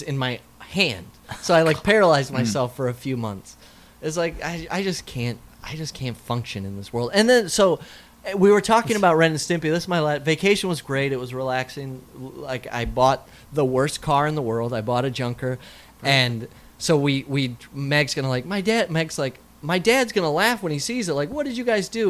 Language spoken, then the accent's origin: English; South Dakota, United States; moved away; I grew up in South Dakota